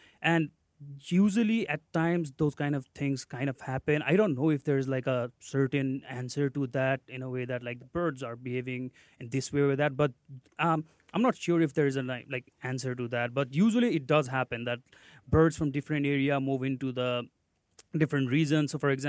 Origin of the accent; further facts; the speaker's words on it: Nepal; moved away; So I am originally from Nepal